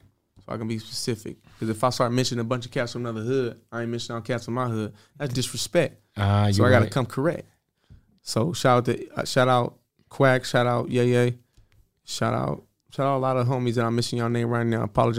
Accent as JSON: {"language": "English", "region": "West Coast", "country": "United States", "said": "I'm from the West Coast."}